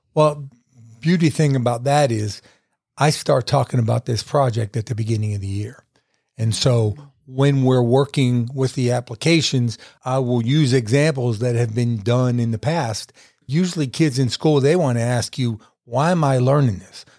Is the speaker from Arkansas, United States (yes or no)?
no; Weirton, West Virginia, United States; now in Statesville, United States; my wife and I are going to move back to my hometown